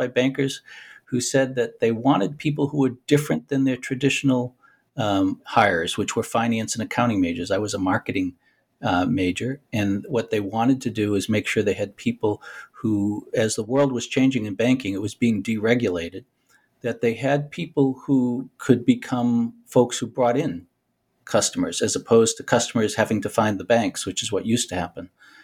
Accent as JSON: {"language": "English", "town": "Boston", "region": "Massachusetts", "country": "United States", "tie": "born or raised there", "said": "I was born and raised in Boston, went to school in Boston"}